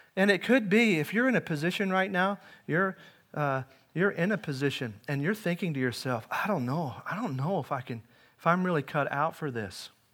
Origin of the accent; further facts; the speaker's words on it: Henryville, Indiana, United States; now in Webster Groves, United States; I grew up in Indiana. It's a farming community